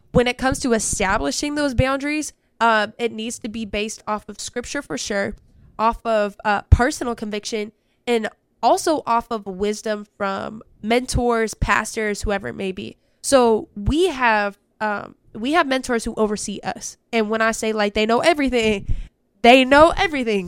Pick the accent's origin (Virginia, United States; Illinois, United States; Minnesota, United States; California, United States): California, United States; I'm from Cali